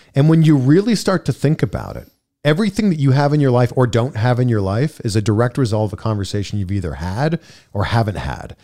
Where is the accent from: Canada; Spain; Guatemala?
Canada; Pickering, Ontario; moved away as an adult; now in Los Angeles, United States; Grew up in a town called Pickering, Ontario, population like ninety-two thousand.